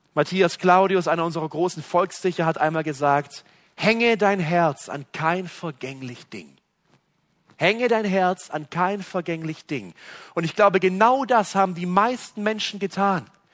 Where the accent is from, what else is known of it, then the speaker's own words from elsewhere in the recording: West Germany, Germany; bei uns in Westdeutschland